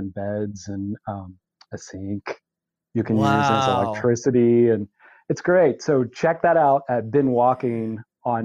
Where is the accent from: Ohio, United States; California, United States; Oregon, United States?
Oregon, United States; Bend; Bend is my hometown